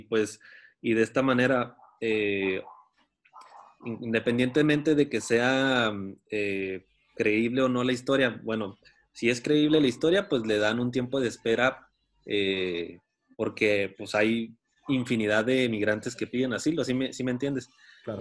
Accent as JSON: {"language": "Spanish", "town": "Tijuana", "region": "Baja California", "country": "Mexico", "tie": "born or raised there", "said": "yo nací en Tijuana"}